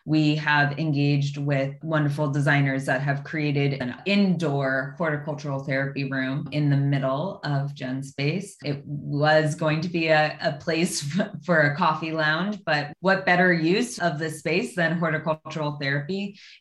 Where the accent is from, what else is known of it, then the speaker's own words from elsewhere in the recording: Los Angeles, California, United States; also born or lived in San Francisco / Sacramento / Montana; a kid who was growing up in Los Angeles